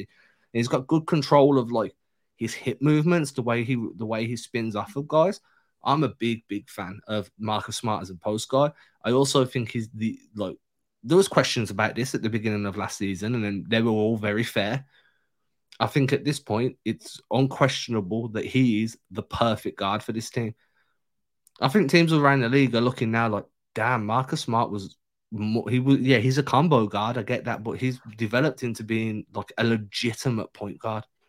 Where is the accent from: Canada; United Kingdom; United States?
United Kingdom; England; I'm English